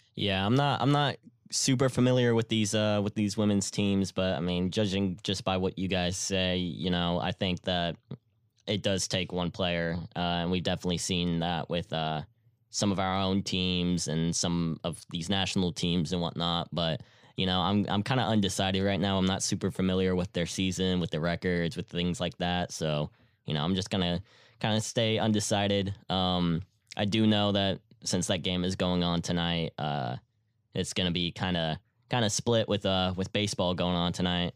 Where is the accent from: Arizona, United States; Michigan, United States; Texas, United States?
Texas, United States; Houston; I'm from Houston.